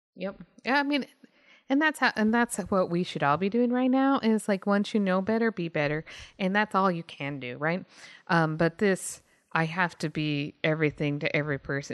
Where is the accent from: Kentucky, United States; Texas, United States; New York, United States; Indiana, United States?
Texas, United States; moved away; I'm from Texas, or was, was from Texas